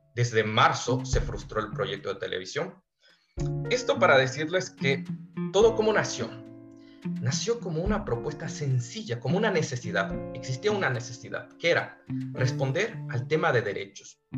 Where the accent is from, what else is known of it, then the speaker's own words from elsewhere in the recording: Quito, Pichincha, Ecuador; now in Spain; Quito fue mi ciudad. Yo soy quiteño